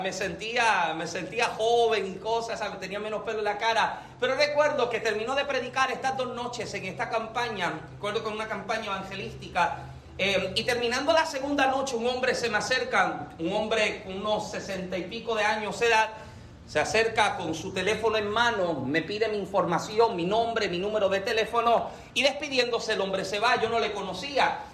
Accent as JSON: {"language": "Spanish", "country": "Puerto Rico", "said": "como boricuas tenemos este pensamiento de que soy americano"}